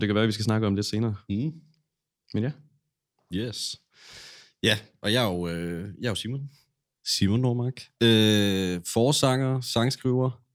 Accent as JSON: {"language": "Danish", "town": "Silkeborg", "region": "Central Denmark Region", "country": "Denmark", "tie": "born or raised there", "moved": "as an adult", "lives_now": "Aarhus, Denmark", "said": "så flyttede jeg fra Silkeborg her til Aarhus for et par år siden efterhånden"}